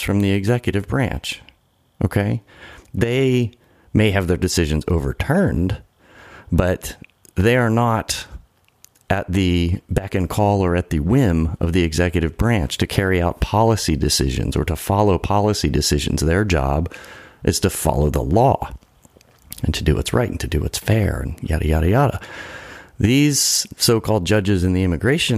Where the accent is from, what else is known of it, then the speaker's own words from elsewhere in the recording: United States; born in America